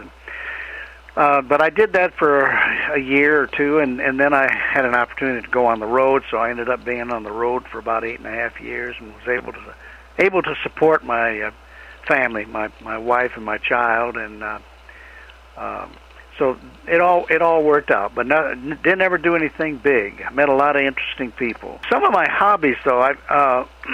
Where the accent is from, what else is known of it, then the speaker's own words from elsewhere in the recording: Kalamazoo, Michigan, United States; moved away as an adult; now in Tennessee, United States; I grew up in Kalamazoo, Michigan